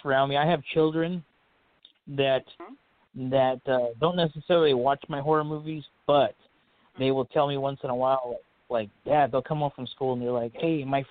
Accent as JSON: {"language": "English", "town": "Fresno", "region": "California", "country": "United States", "tie": "born or raised there", "also_born_or_lived": "Madera, California", "said": "I was born in Madera, California. That's a very small town. Raised here in the valley, in the Fresno, California area, known as the Central Valley. I never really left here"}